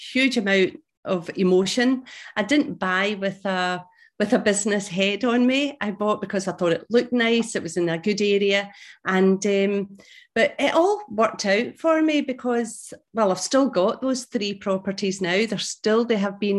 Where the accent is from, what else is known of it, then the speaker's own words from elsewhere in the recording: Glasgow, Scotland, United Kingdom; now in St Andrews, United Kingdom; I am Scottish. I was brought up in Glasgow and now living in a beautiful, beautiful place in Scotland East Coast called St Andrews